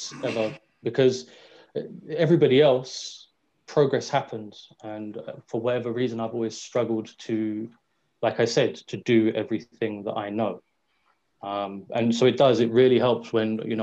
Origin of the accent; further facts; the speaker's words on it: London, United Kingdom; I grew up on Green Lanes, which is the road that runs parallel to the London Mets facility in Finsbury Park